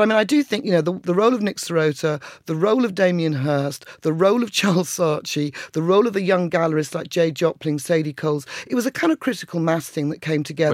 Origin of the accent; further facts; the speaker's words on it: Colchester, East of England, United Kingdom; moved away; also born or lived in London; I came from Essex